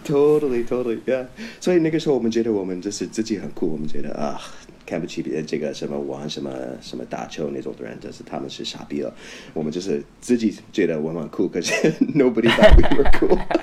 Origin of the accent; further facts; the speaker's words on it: Vancouver, British Columbia, Canada; Chinese is a second language; moved away as an adult; also born or lived in United States / Taiwan; now in China; 很有可能我就是在温哥华那个地方长大了嘛